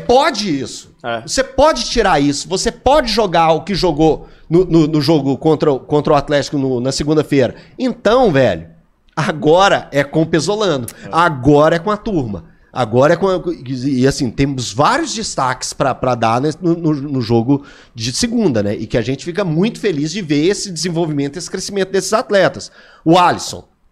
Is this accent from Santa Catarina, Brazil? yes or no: no; Divinópolis, Minas Gerais, Brazil; Eu sou criado na beirada da linha, acompanhando os jogos do Guarani pulando o muro do Farião